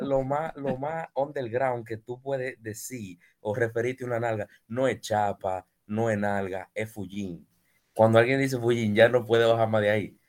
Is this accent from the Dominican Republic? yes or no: yes; Dominican Republic